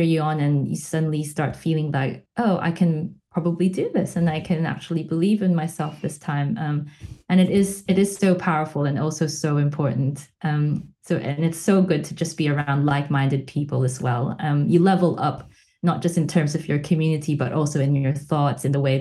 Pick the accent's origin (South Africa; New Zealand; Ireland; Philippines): Philippines; also born or lived in Melbourne, Australia; now in Manchester, United Kingdom; Growing up in the Philippines